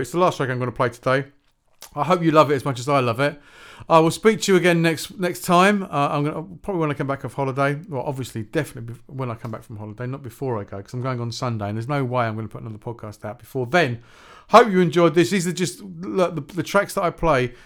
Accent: Shepperton, South East England, United Kingdom; I grew up in Shepperton, uh, which is not far from Staines.

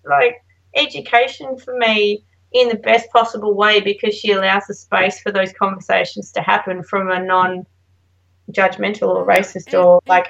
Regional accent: Australia; moved away; oh, we're from Australia.

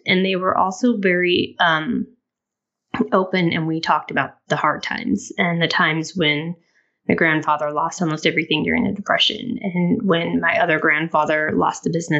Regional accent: Colorado, United States; also born or lived in Denver; I am originally from Southwest Colorado, so closer to the Four Corners region. I've lived in Denver for extensive time, but I've actually lived kind of all over the country

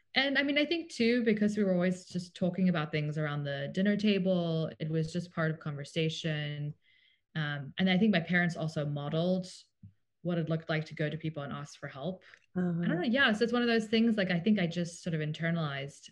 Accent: Cape Town, Western Cape, South Africa; also born or lived in Tennessee, United States; now in United States; we are from South Africa originally. So I grew up going to public school in Cape Town

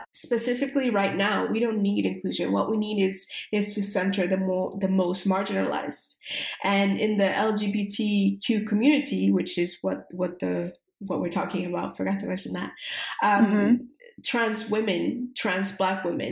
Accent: Puerto Rico; the island, which is where I'm from Puerto Rico

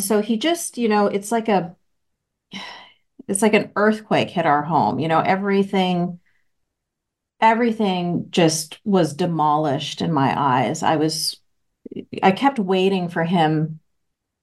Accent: Vancouver, British Columbia, Canada; I was born and raised in Vancouver, Canada

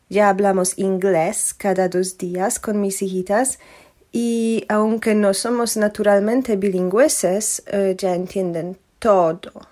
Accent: Poland; Spanish is a second language; vivo en Polonia, como Paco, ¿no? Pero soy polaca, original.

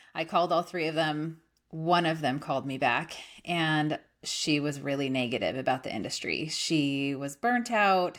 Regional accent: California, United States; moved away as an adult; also born or lived in Idaho; now in Austin, United States; I grew up in California in a little teeny town

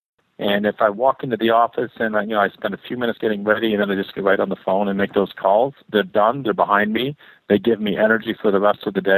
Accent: Canada; moved away as an adult; now in Ann Arbor, United States; I was raised in Canada

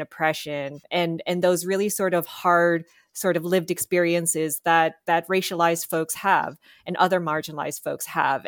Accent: Canada; I am Filipina-Canadian

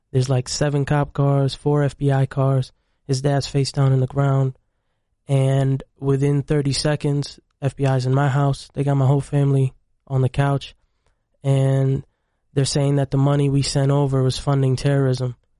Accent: Syracuse, New York, United States; also born or lived in Egypt; I came to the United States in about ninety-six, ninety-seven, and we grew up in Syracuse, New York

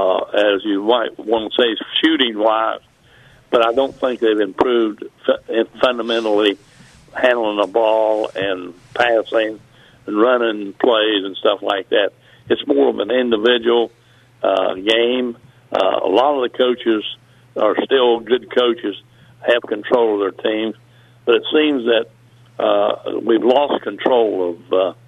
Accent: Mullens, West Virginia, United States; also born or lived in Logan, West Virginia; I'm from Mullins

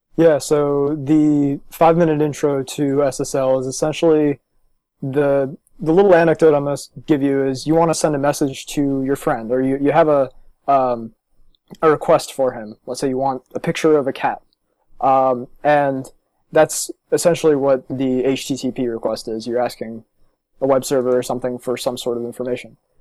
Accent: Los Angeles, California, New Jersey, United States; also born or lived in Maryland; I was born in California. I was born in Los Angeles and moved to New Jersey when I was nine. And then nine years later, I went to the University of Maryland.

